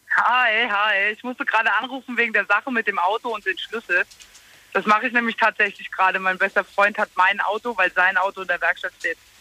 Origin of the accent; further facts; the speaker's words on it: Losheim am See, Saarland, Germany; bei uns in Losheim am See